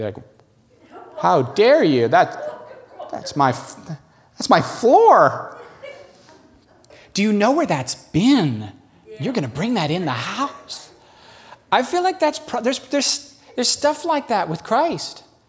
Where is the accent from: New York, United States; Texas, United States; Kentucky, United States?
New York, United States; We're from New York, baby. We're survivors.